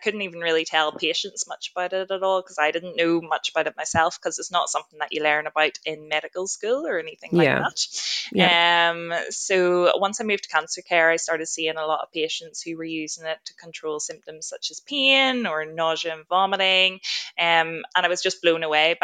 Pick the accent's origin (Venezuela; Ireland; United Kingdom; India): Ireland; moved away as an adult; now in Australia; I'm originally from Ireland, did my medical degree and started working as a doctor over there for about 3 years